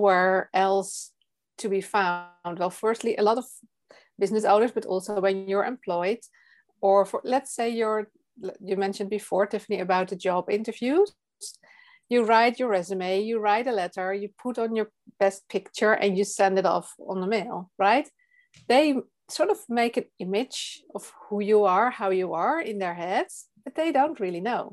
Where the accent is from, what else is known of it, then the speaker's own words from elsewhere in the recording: Netherlands; English is a second language; I'm from the Netherlands and you can hear that I am not a native English speaker.